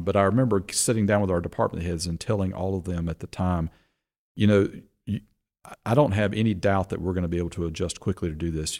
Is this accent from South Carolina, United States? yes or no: yes; Rock Hill, South Carolina, United States; I grew up in Rock Hill. My family moved here in nineteen seventy-three